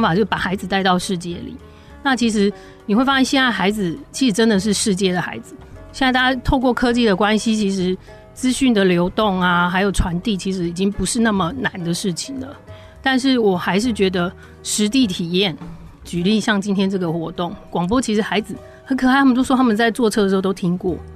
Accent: Pingtung, Pingtung County, Taiwan; moved away; also born or lived in Penghu; 我自己是在屏东市区长大

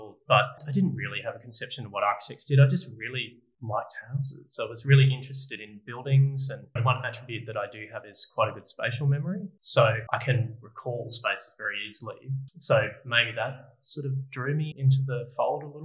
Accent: Sunshine Coast, Queensland, Australia; I grew up on the Sunshine Coast, which is about an hour and a half north of here

